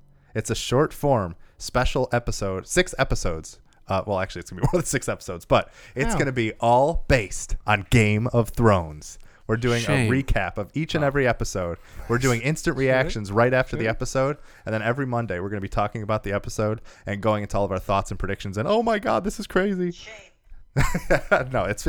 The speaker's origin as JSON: {"language": "English", "region": "California", "country": "United States", "said": "Welcome. I am from California."}